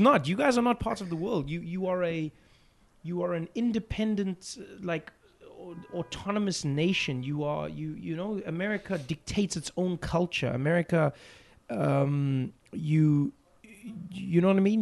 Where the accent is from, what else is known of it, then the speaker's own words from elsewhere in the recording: South Africa; I enjoy being a South African comedian